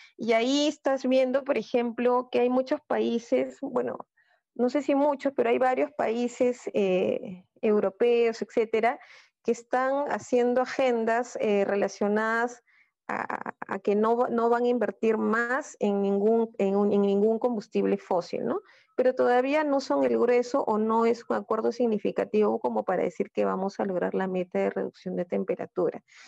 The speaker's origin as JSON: {"language": "Spanish", "country": "Peru", "said": "tenemos como peruanos"}